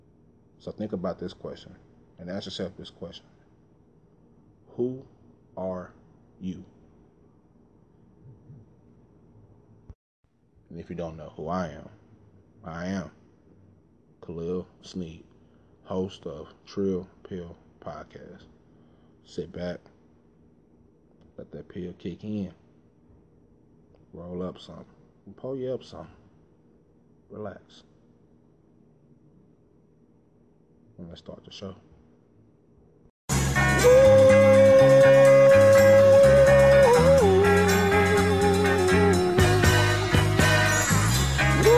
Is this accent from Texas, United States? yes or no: yes; Dallas, Texas, United States; I grew up in South Dallas.